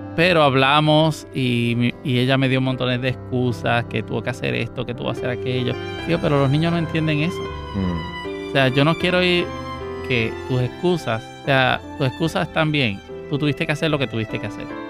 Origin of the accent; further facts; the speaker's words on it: San José de Ocoa, Dominican Republic; now in Puerto Rico; Yo nací en San José de Ocoa, en República Dominicana